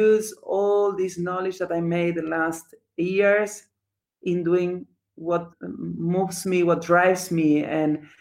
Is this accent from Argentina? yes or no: yes; Argentina; English is a second language; moved away; I am coming from Argentina